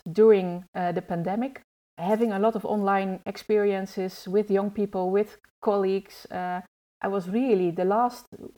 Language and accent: English; Netherlands; I grew up in the Netherlands.